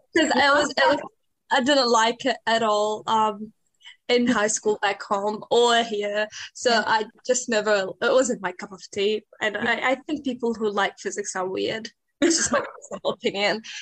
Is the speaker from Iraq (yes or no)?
yes; Iraq; also born or lived in Syria / Auckland, New Zealand; now in Dunedin, New Zealand; I'm from Iraq and a refugee from Syria.